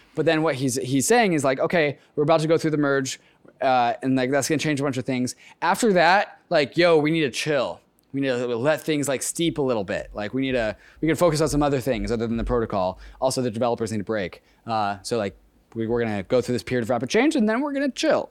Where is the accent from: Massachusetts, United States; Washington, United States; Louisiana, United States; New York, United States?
Washington, United States; Seattle; Seattle's my hometown